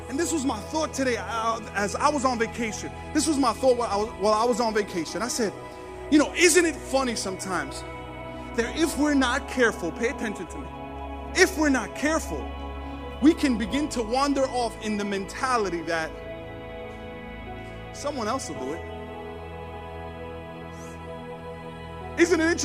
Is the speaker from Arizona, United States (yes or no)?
no; New York City, New York, United States; now in Staten Island, United States; we're from New York, Brooklyn, but I live in Staten Island.